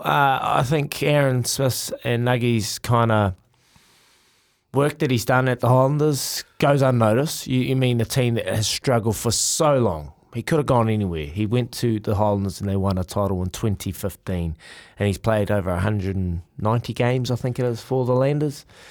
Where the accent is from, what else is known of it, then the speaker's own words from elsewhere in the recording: Hawke's Bay, New Zealand; growing up in Teowonga, in Hawke's Bay